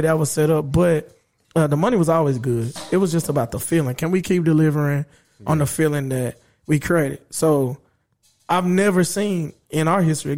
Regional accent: Dallas, Texas, United States; I grew up in Oak Cliff. I live in Oak Cliff

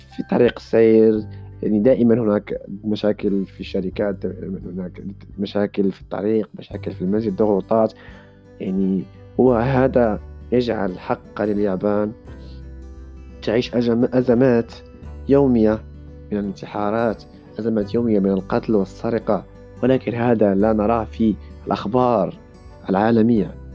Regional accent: Morocco; now in Japan; أنا مسلم مغربي

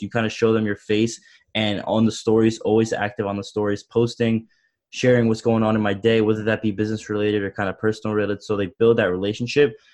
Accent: Long Island, New York, United States; I'm from Long Island, New York

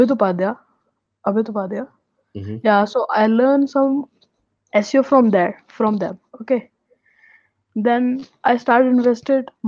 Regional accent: Delhi, India; I'm from Delhi

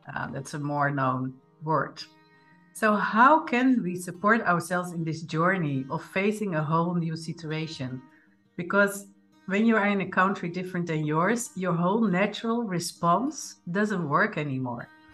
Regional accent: Netherlands; moved away; born in the Netherlands, like me

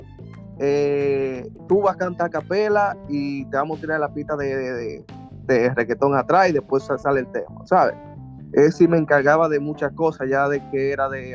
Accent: Villa Montellano, Puerto Plata, Dominican Republic; moved away as an adult; now in New York, United States; vengo del municipio Villa Montellano, provincia de Puerto Plata, nacido, nacido y criado en Puerto Plata

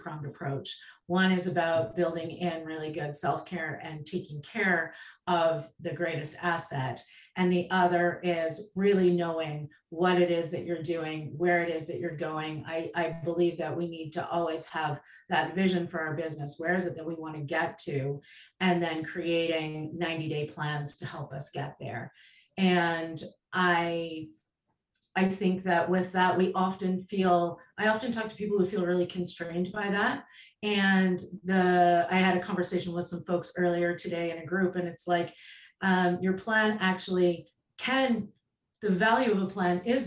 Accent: Canada; also born or lived in Prince Edward Island, Canada; I am Canadian. I live on Prince Edward Island

